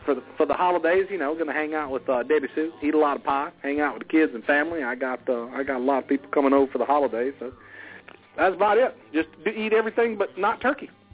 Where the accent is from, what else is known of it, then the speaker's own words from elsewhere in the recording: the South, United States; accent: Southern; I am from the South